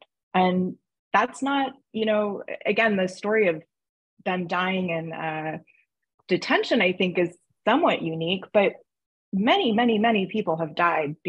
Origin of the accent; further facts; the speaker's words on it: United States; as an American